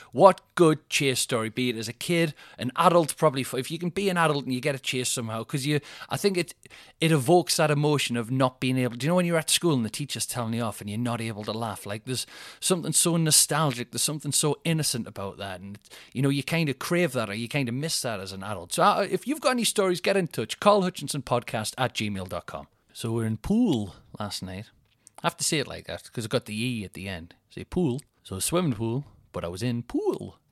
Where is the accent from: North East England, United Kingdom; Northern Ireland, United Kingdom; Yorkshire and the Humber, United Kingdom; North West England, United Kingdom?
North East England, United Kingdom; Newcastle upon Tyne; I'm from Newcastle